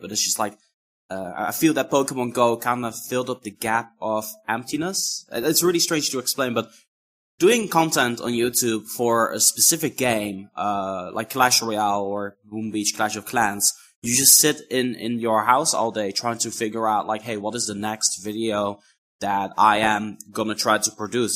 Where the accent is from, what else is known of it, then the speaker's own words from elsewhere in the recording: Netherlands; I'm from the Netherlands.